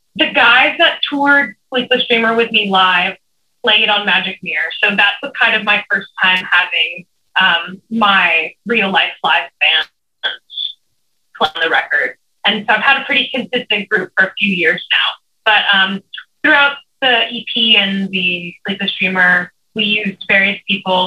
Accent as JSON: {"language": "English", "town": "Los Angeles", "region": "California", "country": "United States", "tie": "born or raised there", "moved": "as an adult", "lives_now": "Joshua Tree, United States", "said": "I grew up in Los Angeles, California, but right now I'm living out in the Joshua Tree Desert"}